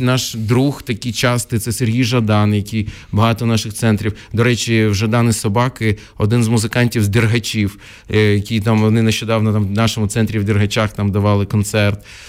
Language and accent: Ukrainian; Odesa, Odesa Oblast, Ukraine; first language Russian; Ukrainian is a second language; я народився в Одесі, яка була ну тотально рускоязичною